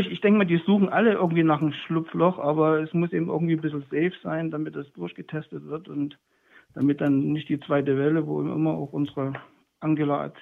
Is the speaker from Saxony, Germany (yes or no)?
yes; Leipzig, Saxony, Germany; Also ich bin hier groß geworden in dem Viertel Naunhofer Straße in der Schulklasse damals, EOS und dann Penne zuvor